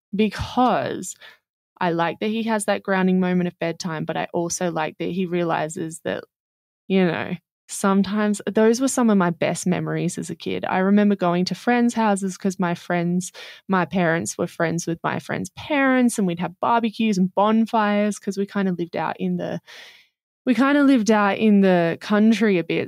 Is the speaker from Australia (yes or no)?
yes; Australia; We're Australian.